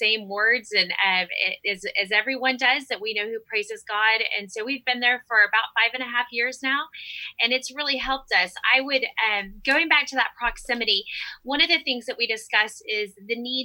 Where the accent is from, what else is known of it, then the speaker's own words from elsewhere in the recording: Honduras; now in United States; I grew up in Central America. So I grew up in, of course, a Hispanic, a Honduran church.